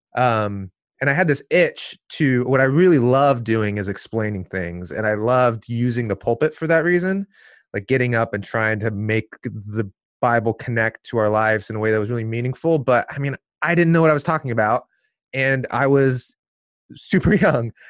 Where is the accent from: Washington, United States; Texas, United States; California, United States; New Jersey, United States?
Washington, United States; Seattle; now in Portland, United States; I was born here in Portland, but then I grew up in the suburbs of Seattle. So Northwest kid.